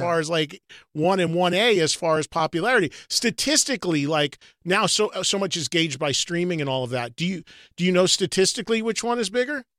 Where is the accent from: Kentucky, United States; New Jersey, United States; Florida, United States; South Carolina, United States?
New Jersey, United States; my home state of New Jersey